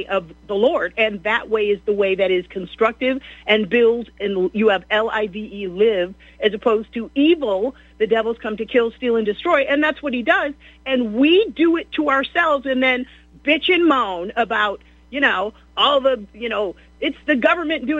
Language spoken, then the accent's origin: English; Beachwood, United States; I was raised in Beechwood